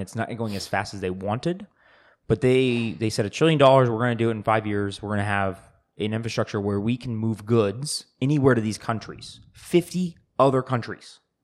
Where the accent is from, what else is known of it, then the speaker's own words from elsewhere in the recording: United States; I'm an American